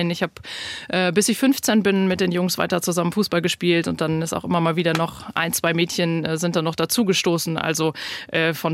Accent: North Rhine-Westphalia, Germany; moved away; was mir sehr schwer schwer gefallen ist, aus dem Sauerland wegzugehen, aus meiner Heimat.

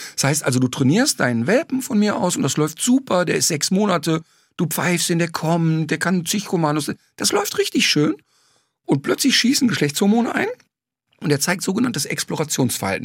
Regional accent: Ruhr area, North Rhine-Westphalia, Germany; ich komme ja aus dem Ruhrbord

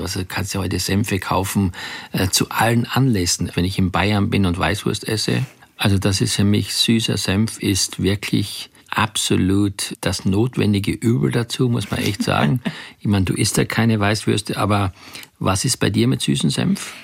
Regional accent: Graz, Styria, Austria; ich komme aus Graz

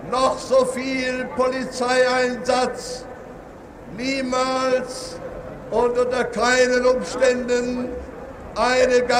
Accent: Berlin, Germany; in dem Schutze von uns Berlinern. Ich weiß sehr genau, Selbstverständlich werden wir auch als Berliner Verwaltung administrative Maßnahmen treffen müssen.

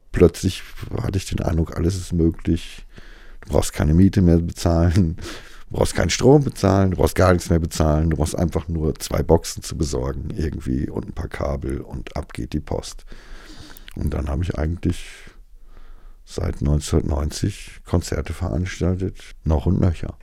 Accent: Altena, North Rhine-Westphalia, Germany; now in Berlin, Germany; Geboren bin ich 1967 in Altena im Sauerland

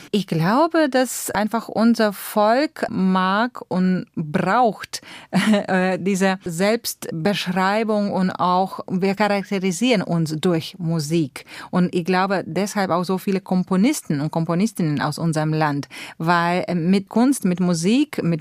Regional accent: Latvia; German is a second language; mir waren auch meine alle Wege nach Lettland, nach meiner Heimat, wo ich auch zweite Wohnsitz habe, äh, die waren alle gesperrt.

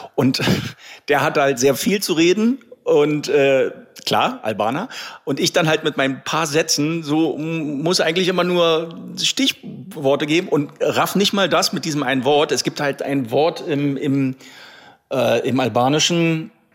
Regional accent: Berlin, Germany; also born or lived in Croatia; ich bin hier aufgewachsen in Berlin

